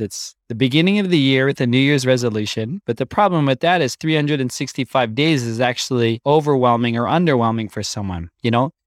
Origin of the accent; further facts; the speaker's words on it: Canada; I grew up born and raised in Canada